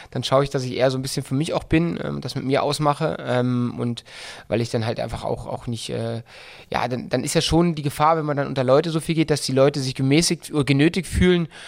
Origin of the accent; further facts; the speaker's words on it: Berlin, Germany; accent: Berlin; mein ursprünglicher Dialekt ist ja äh, eher aus dem Berlin-Brandenburgischen. Also ich bin eigentlich, ich habe eigentlich einen komplett Berliner Dialekt.